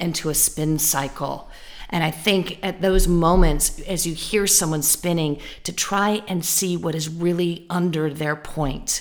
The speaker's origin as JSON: {"language": "English", "region": "California", "country": "United States", "said": "I'm from California"}